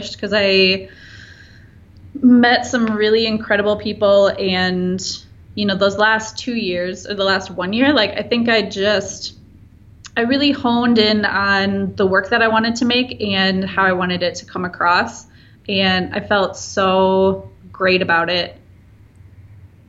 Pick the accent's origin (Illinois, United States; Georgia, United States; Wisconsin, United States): Wisconsin, United States; now in Milwaukee, United States; I grew up in Wisconsin in a very small town and moved to Milwaukee to go to art school